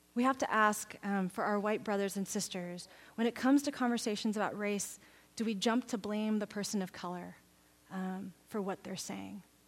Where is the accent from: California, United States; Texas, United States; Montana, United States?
Texas, United States; now in Oregon, United States; I grew up in Texas